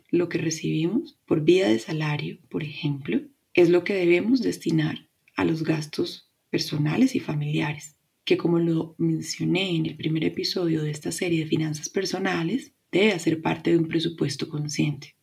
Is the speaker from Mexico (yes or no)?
no; Colombia; Mi país, Colombia